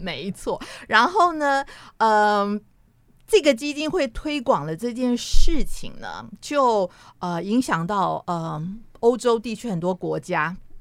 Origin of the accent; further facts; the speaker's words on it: Taipei, Taiwan; 我的家我是住在信义路